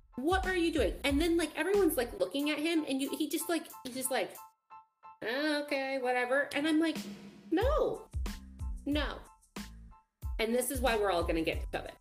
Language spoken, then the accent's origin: English; California, United States; I'm from California